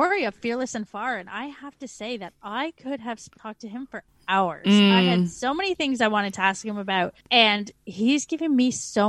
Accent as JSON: {"language": "English", "country": "Canada", "moved": "as an adult", "said": "We're two Canadian expats now living in Australia and the UK."}